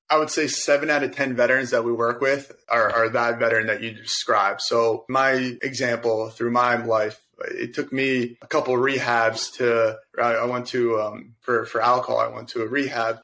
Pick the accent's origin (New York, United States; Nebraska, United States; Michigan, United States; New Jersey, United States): New Jersey, United States; Verona; now in Jersey City, United States; I born and raised in Verona. I'm actually over in Jersey City now.